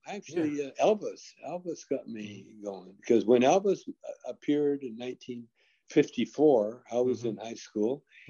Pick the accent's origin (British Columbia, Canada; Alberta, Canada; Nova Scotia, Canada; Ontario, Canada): Alberta, Canada; Calgary; moved away; also born or lived in Edmonton, Alberta; Calgary, Alberta, Canada. That's where I was raised.